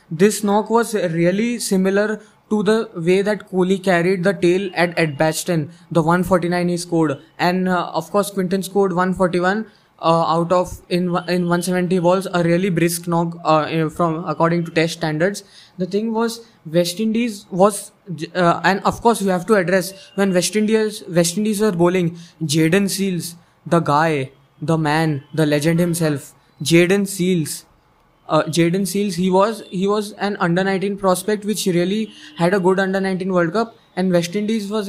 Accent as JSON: {"language": "English", "country": "India", "said": "we Indians as Indians"}